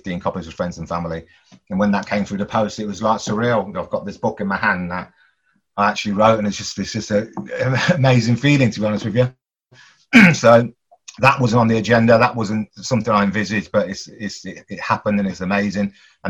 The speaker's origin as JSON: {"language": "English", "town": "Coventry", "region": "West Midlands", "country": "United Kingdom", "tie": "born or raised there", "said": "growing up in Coventry as a 9-year-old"}